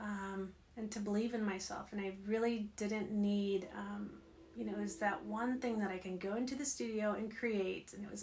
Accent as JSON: {"language": "English", "town": "Bakersfield", "region": "California", "country": "United States", "tie": "born or raised there", "also_born_or_lived": "Los Angeles / Kansas City / Ohio", "moved": "as an adult", "lives_now": "Carlsbad, United States", "said": "I'm originally from Southern California, from the Valley, Bakersfield. Born and raised there"}